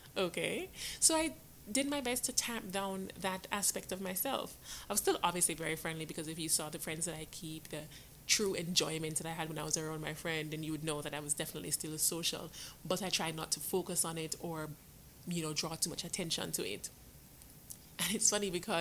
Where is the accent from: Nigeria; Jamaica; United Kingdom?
Jamaica; also born or lived in New York, United States; now in United States; I was born in New York, but when I was born, I was sent to Jamaica to live with my dad and my grandmother. My dad eventually came up, and I came up with him, but then I went back down again to live down there with my grandmother, and that's when I went to school